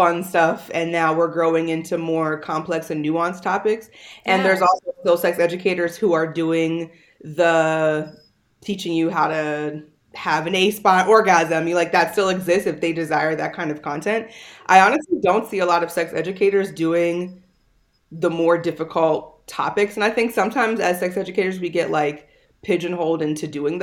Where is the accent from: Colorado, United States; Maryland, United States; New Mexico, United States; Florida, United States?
Maryland, United States; Howard County; moved away as an adult; also born or lived in California; now in Miami, United States; I grew up in Maryland, mostly in Howard County